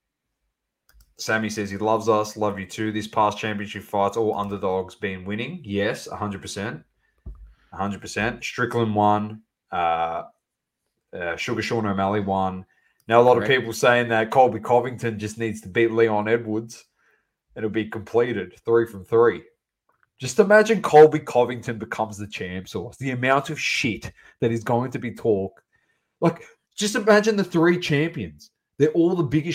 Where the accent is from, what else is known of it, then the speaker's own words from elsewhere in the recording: Australia; we're from Australia